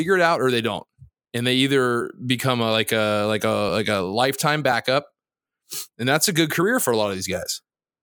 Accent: Jacksonville, Florida, United States; I'm from Jacksonville

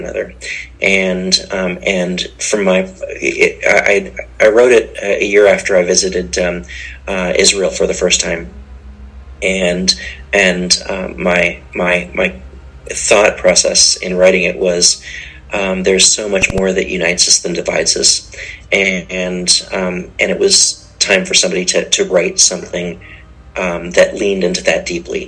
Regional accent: Canada; also born or lived in Oklahoma; as a Canadian culture of composers

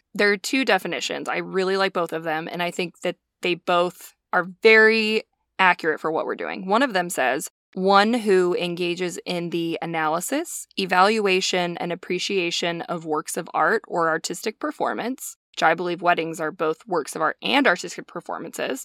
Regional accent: Montana, United States; we're both from Montana

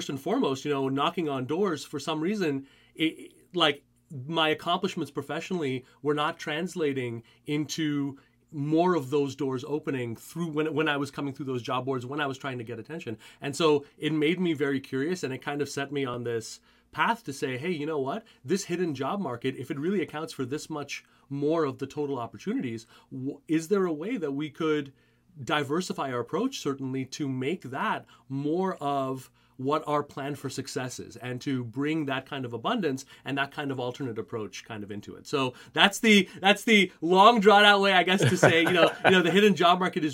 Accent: Montreal, Quebec, Canada; I grew up in Montreal

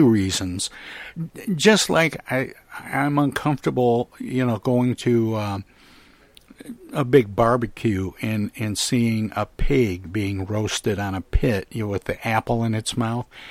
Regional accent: Midwest, United States; I grew up in the Midwest

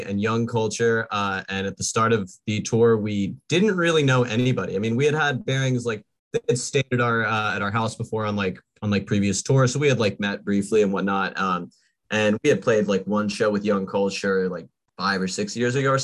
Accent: Florida, United States; we are kind of from Florida

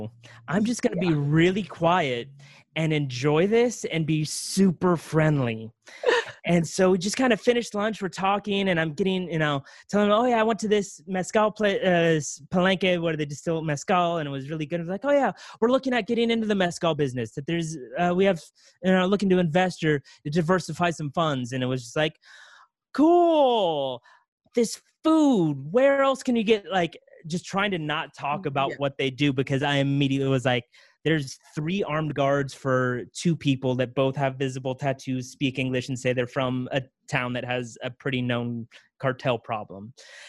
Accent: California, United States; You know, I'm from California.

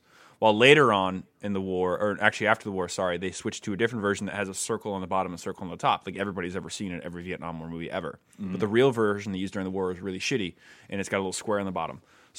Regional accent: United States; I'm an American.

